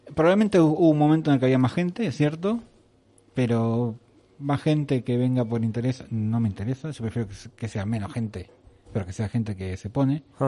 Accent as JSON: {"language": "Spanish", "country": "Argentina", "moved": "as an adult", "lives_now": "Spain", "said": "somos un país sudamericano"}